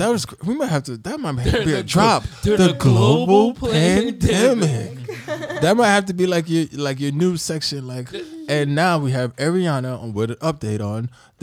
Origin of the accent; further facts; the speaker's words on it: New York City, New York, United States; being from and living in New York